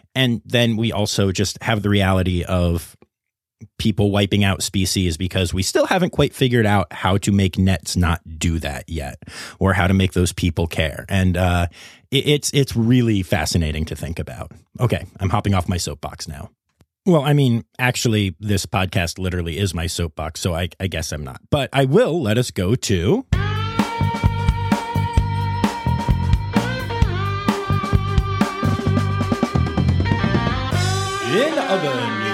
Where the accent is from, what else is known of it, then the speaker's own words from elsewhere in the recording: Cumberland County, central Pennsylvania, United States; I grew up in Cumberland County in central Pennsylvania